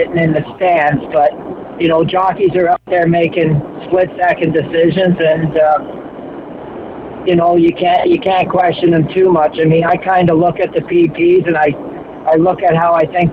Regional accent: Canada; We're all Canadian

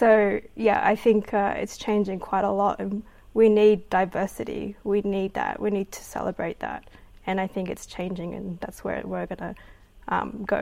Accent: Australia; I'm Australian Filipino

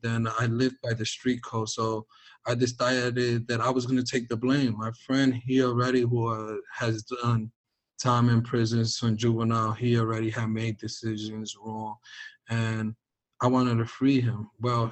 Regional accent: New York City, New York, United States; growing up in New York City

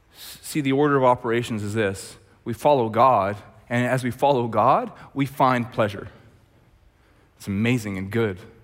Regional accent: Red Deer, Alberta, Canada; also born or lived in Langley; we're both from Red Deer

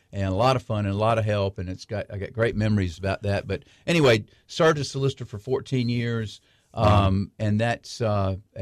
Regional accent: Memphis, Tennessee, United States; moved away as an adult; also born or lived in Columbia, South Carolina; now in South Carolina, United States; I grew up in Memphis, Tennessee

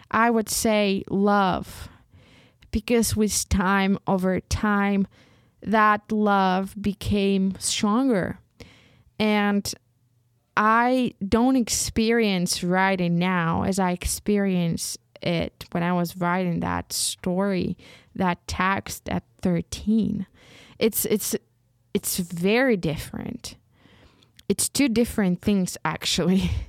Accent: Ukraine; first language uk; English is a second language; I found even more joy in writing in Ukrainian because it's my mother tongue and I feel it.

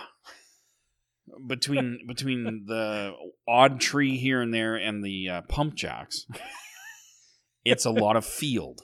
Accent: Sylvan Lake, Alberta, Canada; when I was growing up in Sylvan Lake

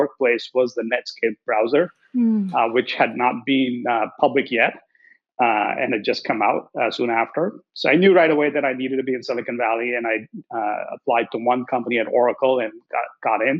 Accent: India; moved away as an adult; also born or lived in Columbus, Nebraska; now in United States; So, I grew up in India and studied engineering over there.

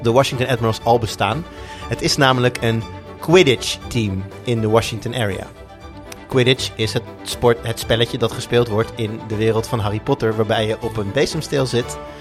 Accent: Amsterdam, North Holland, Netherlands; moved away; als Amsterdammer. Nou, ja. Ik ben natuurlijk nu niet meer Amsterdammer.

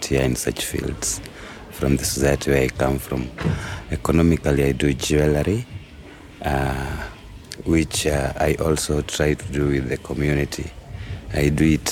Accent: Nairobi, Kenya; I come from Dandora.

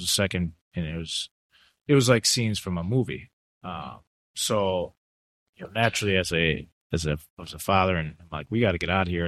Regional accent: United States; also born or lived in Italy; I'm American

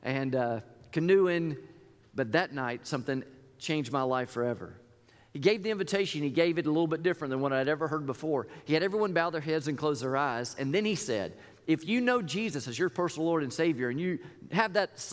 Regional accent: Tallahassee, Florida, United States; I grew up in Tallahassee, Florida

